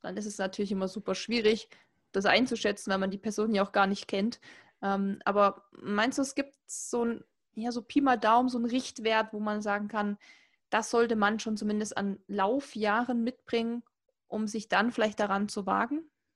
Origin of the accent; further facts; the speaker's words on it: Saxony, Germany; ich komme aus Sachsen, also hört man auch und kriegt man eigentlich auch nie weg